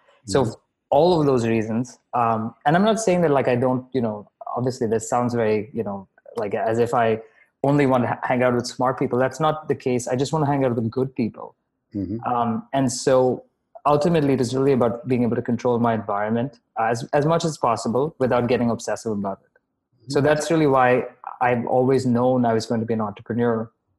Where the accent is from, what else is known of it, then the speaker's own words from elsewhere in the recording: Dubai, United Arab Emirates; also born or lived in Bahrain; now in Canada; But I also grew up in Dubai. I'm Indian by ethnicity. I was born in Bahrain, so very global heritage.